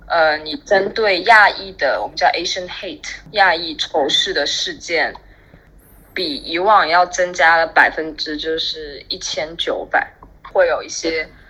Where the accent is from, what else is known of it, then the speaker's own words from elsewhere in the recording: Shanghai, China; also born or lived in Brooklyn, New York, United States; now in New York, United States; 因为我是，我是上海人嘛，然后从来没有吃过盆菜